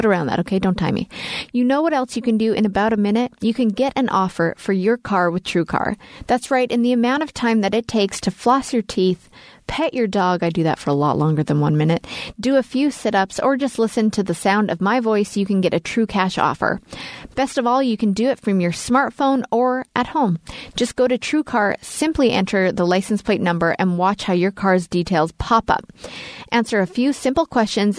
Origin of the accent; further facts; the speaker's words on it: Leduc, Alberta, Canada; I grew up in Canada